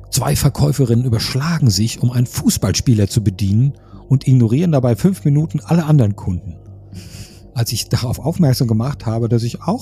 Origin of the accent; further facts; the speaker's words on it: Berlin, Germany; born there; Und das sage ich als gebürtige Berlinerin, die entsprechenden Charme von klein auf gut kennt.